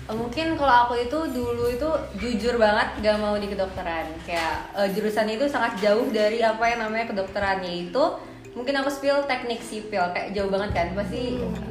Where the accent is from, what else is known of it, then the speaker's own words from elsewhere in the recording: Jakarta, Indonesia; asalnya dari Jakarta